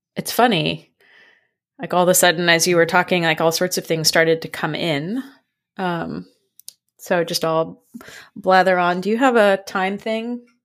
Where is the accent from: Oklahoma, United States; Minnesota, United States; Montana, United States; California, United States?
California, United States; San Francisco; moved away; I grew up in San Francisco